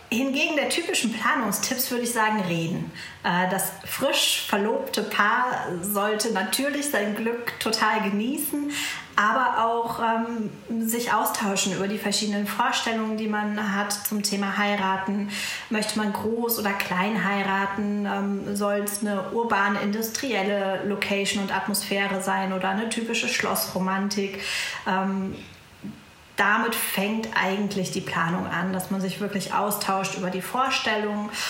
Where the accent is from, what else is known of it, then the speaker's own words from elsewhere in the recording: Münster, North Rhine-Westphalia, Germany; ich komme aus Münster